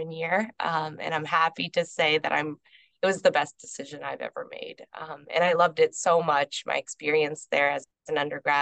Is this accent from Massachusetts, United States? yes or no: yes; Hadley, Massachusetts, United States; also born or lived in Connecticut; I was born in Connecticut and raised in Hadley